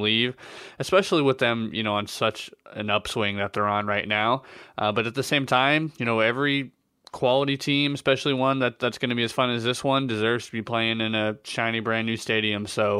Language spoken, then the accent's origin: English; Bay Area, California, United States; As a Bay Area guy